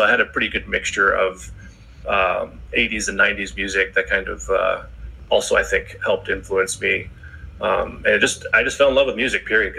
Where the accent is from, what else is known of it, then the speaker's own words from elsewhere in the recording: Connecticut, United States; also born or lived in Boston, Massachusetts; I was born in Connecticut. But I've been in New England my whole life. So half of my life was in Connecticut, the other half was in Boston.